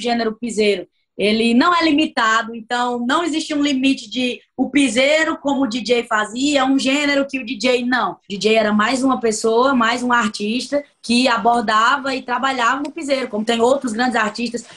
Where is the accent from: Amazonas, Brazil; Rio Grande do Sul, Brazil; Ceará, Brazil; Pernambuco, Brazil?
Ceará, Brazil; eu sou cearense, eu sou nordestina, e aqui a gente vive o forró